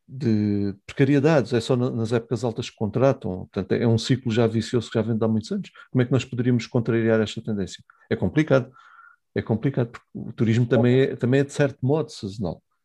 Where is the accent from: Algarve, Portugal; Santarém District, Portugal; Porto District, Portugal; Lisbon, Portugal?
Algarve, Portugal; Estamos no Algarve, né? somos algarvios